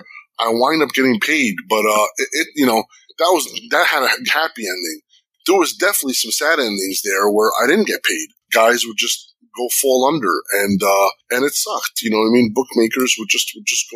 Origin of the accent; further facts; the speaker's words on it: Jersey City, New Jersey, United States; I grew up in Jersey City. You know, I grew up with gangsters and all this other shit